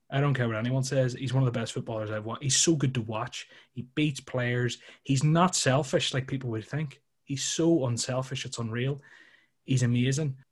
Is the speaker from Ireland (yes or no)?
yes; Ireland; being from Ireland